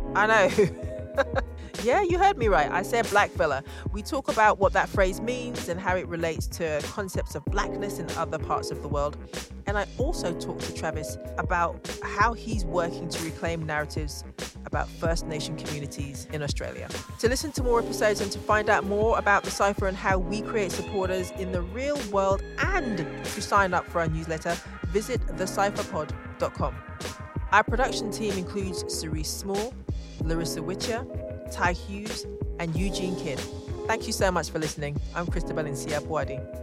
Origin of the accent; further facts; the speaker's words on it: London, United Kingdom; grew up in London